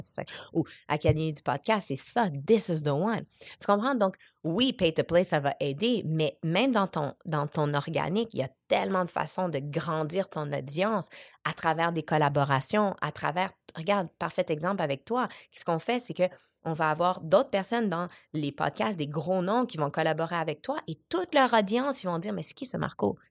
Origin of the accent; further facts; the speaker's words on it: Montreal, Quebec, Canada; also born or lived in Casablanca, Morocco; J'étais au Maroc, à Casablanca, avec un père biologique que je ne connais pas. ma mère, elle m'a eu à 21 ans. Ensuite, je suis arrivée à Montréal